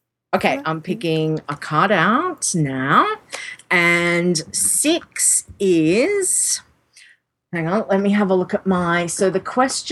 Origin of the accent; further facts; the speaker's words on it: Australia; accent: Australian; I'm talking in my Australian accent